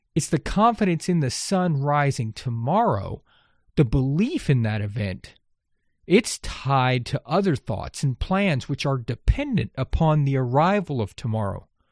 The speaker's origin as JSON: {"language": "English", "region": "Texas coast of the Gulf of Mexico", "country": "United States", "tie": "born or raised there", "said": "I grew up on the Texas coast of the Gulf of Mexico"}